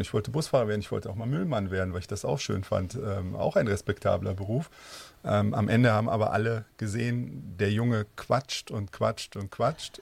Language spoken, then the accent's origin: German; North Rhine-Westphalia, Germany; Ich selber bin Rheinländer, klassisch im Rheinland mhm. geboren und auch aufgewachsen.